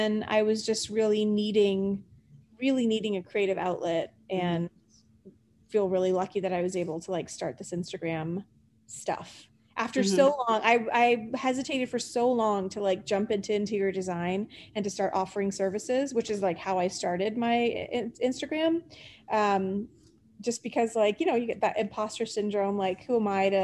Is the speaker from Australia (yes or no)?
no; Canada; moved away as an adult; also born or lived in England; now in United States; I grew up in Canada